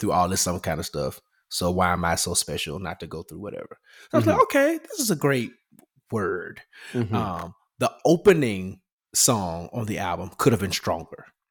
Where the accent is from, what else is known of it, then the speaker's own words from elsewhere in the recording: Memphis, Tennessee, United States; Memphis, my city, my hometown